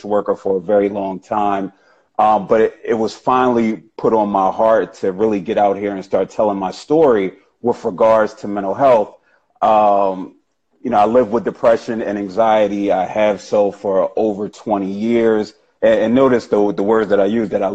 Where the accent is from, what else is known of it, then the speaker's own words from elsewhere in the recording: Philadelphia, Pennsylvania, United States; born and raised in Philadelphia, Pennsylvania.